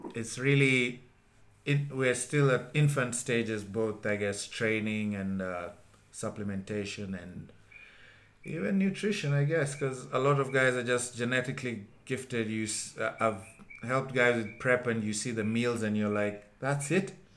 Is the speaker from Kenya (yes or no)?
yes; Kenya; I was the only Kenyan